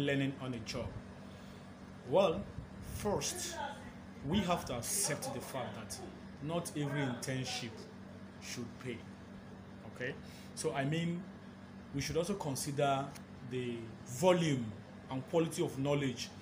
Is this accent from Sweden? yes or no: no; Nigeria; I am a Nigerian, a media personality